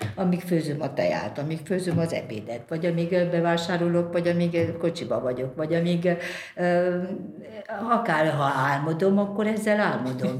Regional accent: Brașov, Brașov County, Romania; moved away; ott van Brassóban, onnan én származom

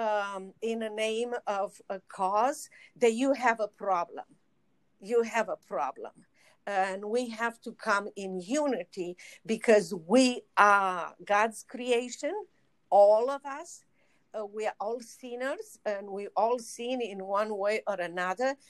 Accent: Romania; moved away as an adult; now in United States; I was in Romania

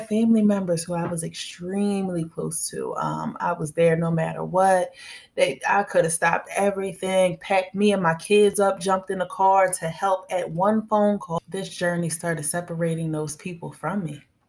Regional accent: outside of Philadelphia, Pennsylvania, United States; moved away as an adult; now in Tampa, United States; I am from Pennsylvania, outside of Philadelphia, and I am currently in Tampa, Florida, and I've been here for a couple months

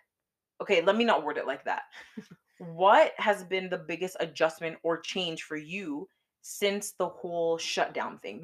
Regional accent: Canada; we're from Canada

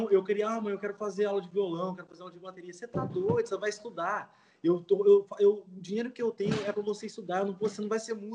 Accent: Jundiaí, São Paulo, Brazil; born there; É, eu nasci em Jundiaí, Jundiaí

